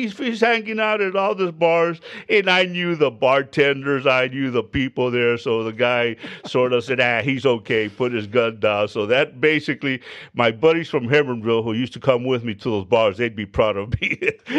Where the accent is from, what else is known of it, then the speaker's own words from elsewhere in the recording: Hebbronville, Texas, United States; Went home to Hebronville. I'm from Hebronville, Texas. Picked up my birth certificate.